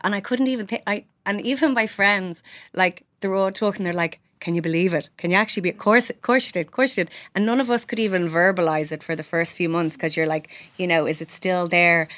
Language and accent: English; Ireland; we're Irish and we're proud